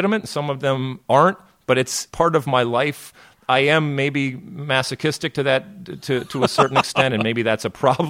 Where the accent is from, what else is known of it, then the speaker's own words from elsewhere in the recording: Detroit, Michigan, United States; moved away as an adult; also born or lived in New Jersey; I grew up in Detroit, Michigan, but I went to school out in New Jersey